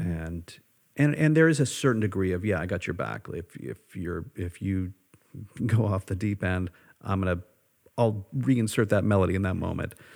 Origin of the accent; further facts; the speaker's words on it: United States; who I am as an American